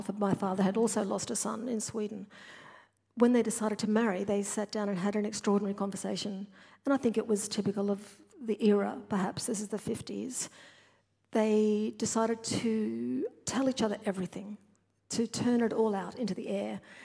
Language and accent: English; Brisbane, Queensland, Australia; I grew up in New Farm in Brisbane, a different place in the 1960s